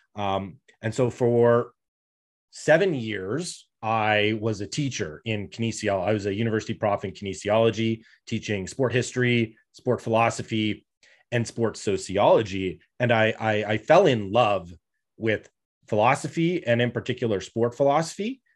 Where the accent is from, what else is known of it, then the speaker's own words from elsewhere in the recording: Canada; I come from Canada